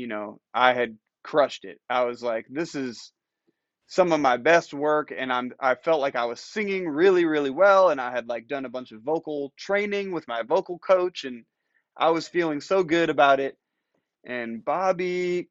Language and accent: English; Ann Arbor, Michigan, United States; growing up in Ann Arbor, just, like, down the road, it's a college town